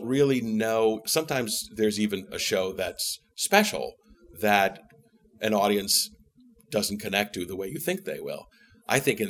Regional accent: Canton, Ohio, United States; moved away as an adult; now in New York, United States; Canton, Ohio, home of the Football Hall of Fame

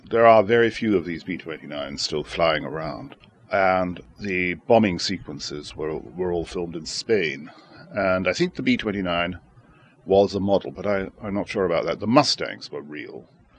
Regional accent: Shanghai, China; I was born in Shanghai in 1930, and I was there when the Japanese invaded China in 1937 and seized all of Shanghai except the international settlement.

